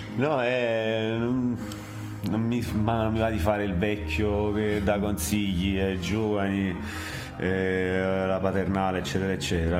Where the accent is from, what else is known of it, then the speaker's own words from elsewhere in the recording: Arzano, Campania, Italy; moved away as an adult; also born or lived in Naples / Milan; sono nato a Napoli, sono cresciuto ad Arzano, che è questo paese attaccato a, mm, alla periferia nord di Napoli